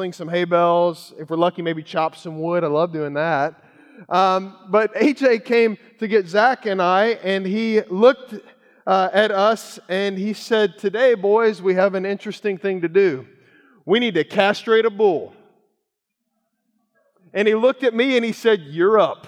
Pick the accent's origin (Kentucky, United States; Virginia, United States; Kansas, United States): Kentucky, United States; moved away; growing up in Kentucky